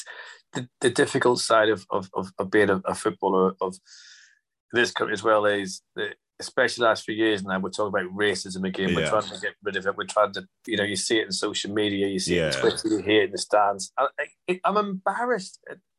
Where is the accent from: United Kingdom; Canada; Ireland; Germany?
Ireland; And I always put down as, like, you know, being Irish in the 80s, there was a lot of things going on because of the Troubles and everything else.